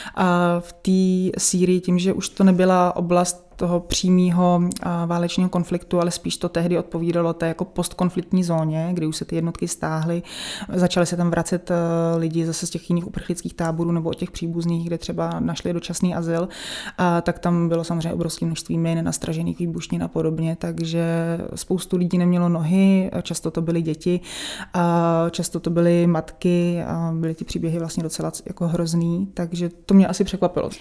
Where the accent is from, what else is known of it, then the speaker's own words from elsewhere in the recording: Czechia; tady u nás v Čechách